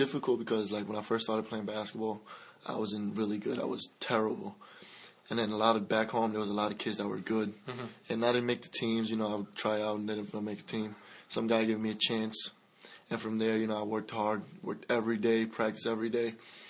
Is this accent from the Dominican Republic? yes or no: yes; Dominican Republic; now in United States; I grew up in the Dominican Republic.